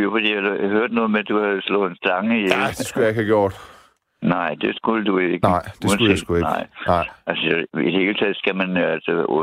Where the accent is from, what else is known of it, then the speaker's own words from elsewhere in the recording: Copenhagen, Capital Region of Denmark, Denmark; jeg er fra en forstad til København.